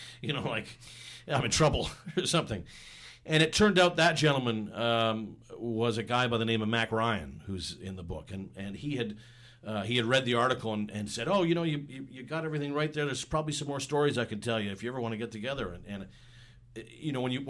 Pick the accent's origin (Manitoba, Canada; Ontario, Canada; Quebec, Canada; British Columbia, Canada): British Columbia, Canada; Vancouver; I'm born and raised in Vancouver